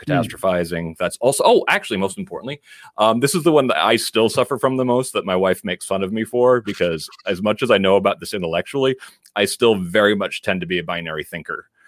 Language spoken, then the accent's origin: English; Danbury, Connecticut, United States; moved away as an adult; also born or lived in San Francisco, California; I'm actually from Danbury, Connecticut, but I grew up in an, in a neighborhood where they, a lot of the other kids were either first generation like I am